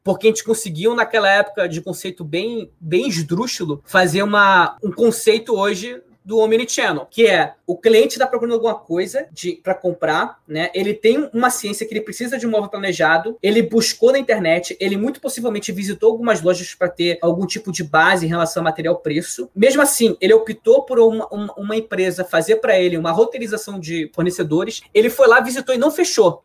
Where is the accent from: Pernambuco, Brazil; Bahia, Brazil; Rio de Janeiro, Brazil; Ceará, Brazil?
Rio de Janeiro, Brazil; moved away as an adult; now in São Paulo, Brazil; sou carioca